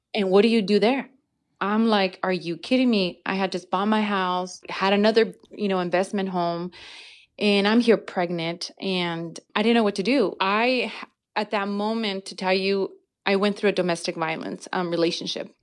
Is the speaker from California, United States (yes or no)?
yes; Santa Ana, California, United States; also born or lived in Mexico; growing up in Santa Ana, I actually lived on Garfield